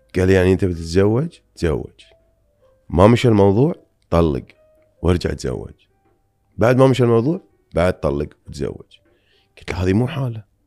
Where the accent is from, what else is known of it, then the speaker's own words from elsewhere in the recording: Bahrain; أنا جاي من البحرين أو من الخليج